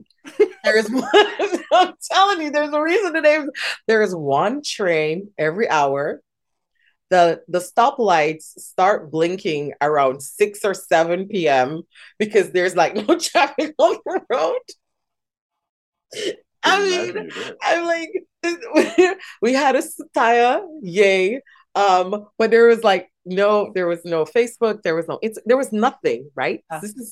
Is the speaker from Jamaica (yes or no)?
yes; Saint Mary, Jamaica; moved away as an adult; also born or lived in Tochigi, Japan; now in Tokyo, Japan; I'm from St. Mary. Right. I'm from the countryside